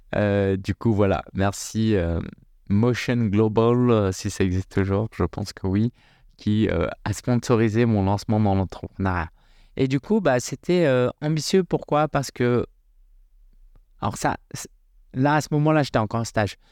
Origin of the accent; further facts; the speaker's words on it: France; moi je suis né en France, hein, j'ai grandi en France